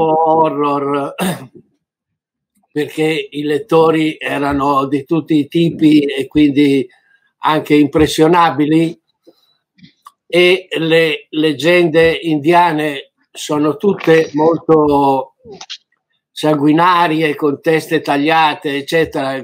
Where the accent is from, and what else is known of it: Italy